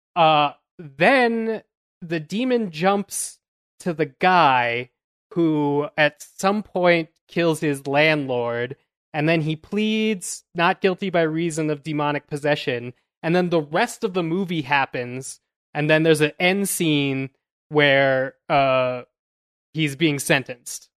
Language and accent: English; Louisville, Colorado, United States